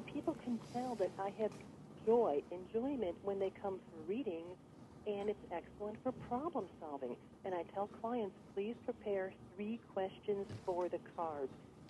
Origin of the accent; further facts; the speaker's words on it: Chicago, Illinois, United States; I'm from Chicago.